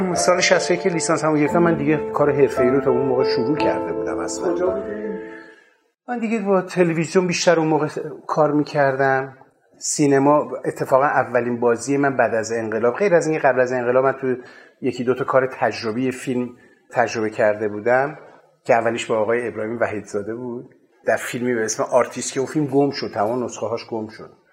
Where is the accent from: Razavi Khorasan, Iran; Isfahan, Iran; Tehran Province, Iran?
Tehran Province, Iran; Tehran; من متولد 1336 هستم در تهران دنیا آمدم